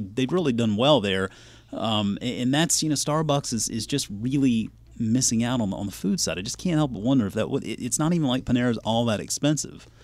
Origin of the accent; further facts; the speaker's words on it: Charleston, South Carolina, United States; moved away; also born or lived in Georgia; My birth certificate clearly says I was born and raised in Charleston, South Carolina